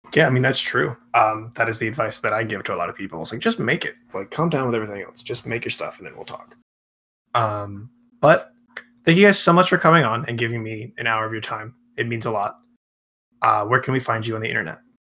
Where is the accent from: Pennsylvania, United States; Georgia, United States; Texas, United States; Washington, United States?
Georgia, United States; Atlanta; moved away as an adult; now in Orlando, United States; I'm from Atlanta